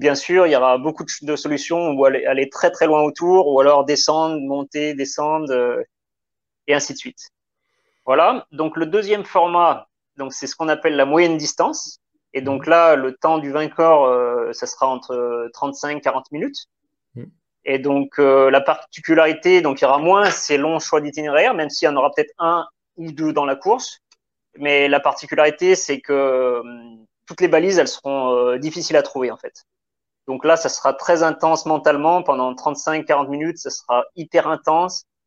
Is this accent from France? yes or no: yes; south of the Loire, Pilat massif, Auvergne-Rhône-Alpes, France; je suis originaire donc du sud de la Loire, donc de la campagne, on va dire, parce que donc mon père il est éleveur de vaches laitières, donc vraiment à la campagne, dans une dans un massif qui s'appelle le, le, Pila